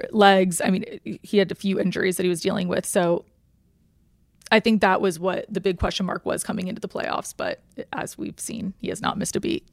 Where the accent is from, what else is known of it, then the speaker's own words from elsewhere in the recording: Atlanta, Georgia, United States; I was born and raised in Atlanta